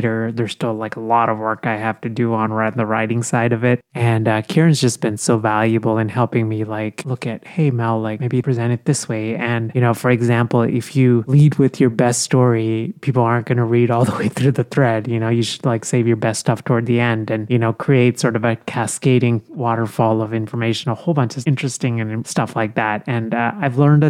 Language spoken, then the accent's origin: English; India; now in United States; I was born in India and I grew up in India